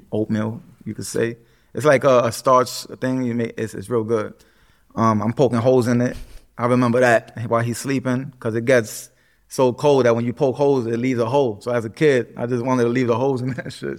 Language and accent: English; New York City, New York, United States; Puerto Rican, uh, from the Bronx, born and raised